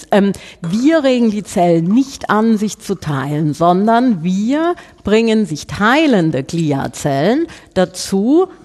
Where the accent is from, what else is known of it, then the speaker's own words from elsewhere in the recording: Southern Germany, Germany; das auseinanderzufieseln, wie man bei uns in Süddeutschland sagt.